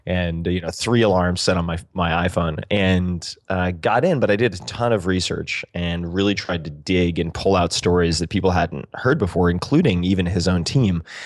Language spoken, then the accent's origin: English; Eastern Long Island, New York, United States; I'm from Eastern Long Island